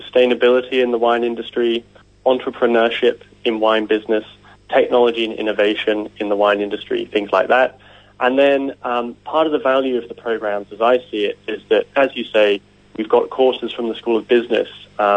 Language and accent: English; Jersey; now in Hawke's Bay, New Zealand; I'm from Jersey in the Channel Islands